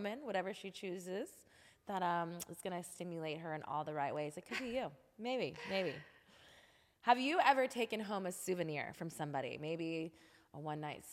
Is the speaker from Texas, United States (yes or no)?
yes; Texas, United States; me as a Texan